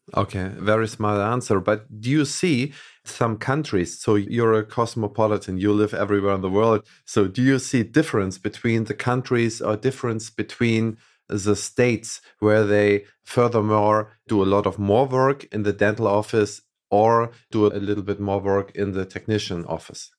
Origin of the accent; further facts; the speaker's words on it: Hamburg, Germany; Hamburg, where we come from